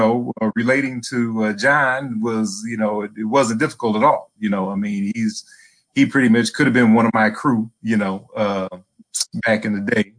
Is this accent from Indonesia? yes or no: no; Minneapolis, Minnesota, United States; I grew up in Minneapolis, but I went to parochial schools. I was bused out into a suburb of Minneapolis called Richfield.